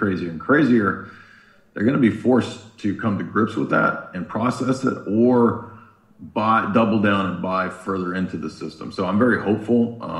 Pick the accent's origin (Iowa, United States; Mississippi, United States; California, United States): California, United States; San Diego; now in Tennessee, United States; Well, I grew up in San Diego, man.